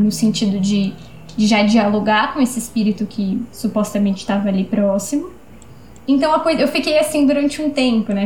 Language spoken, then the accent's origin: Portuguese; São Paulo, Brazil; Eu sou aqui de São Paulo, então foi na região de Pirituba, um centro aqui do, do meu bairro